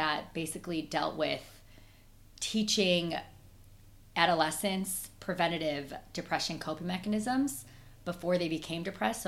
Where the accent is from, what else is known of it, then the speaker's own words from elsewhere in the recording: Chicago, Illinois, United States; accent: Midwestern twang; moved away as an adult; also born or lived in Boston / New York; now in London, United Kingdom; I'm originally from Chicago. I'm a Midwesterner, so when you hear that twang, that's why